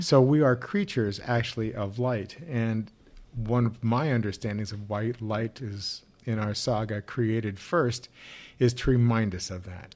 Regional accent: Missouri, United States; I grew up in Missouri

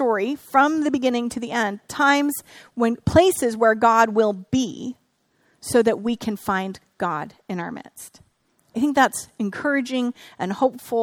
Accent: Northern California, United States; I grew up here in Northern California

